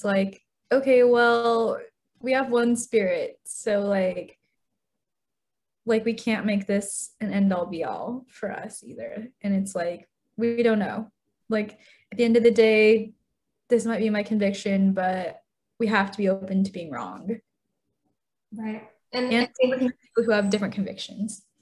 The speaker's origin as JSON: {"language": "English", "country": "China", "tie": "born there", "said": "so I was born in China in the 90s. And in that point in time, there was a one child policy."}